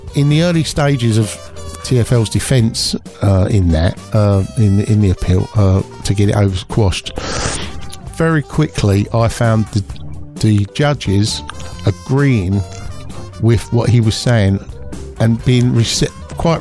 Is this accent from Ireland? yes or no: yes; Ireland; I'm Irish